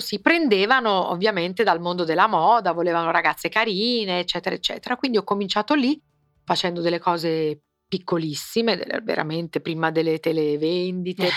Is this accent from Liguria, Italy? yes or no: no; Naples, Campania, Italy; io sono napoletana